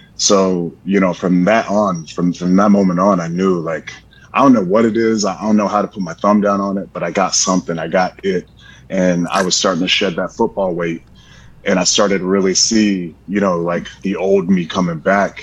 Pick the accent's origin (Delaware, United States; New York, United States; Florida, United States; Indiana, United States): Florida, United States; I'm from Florida. I'm a Florida boy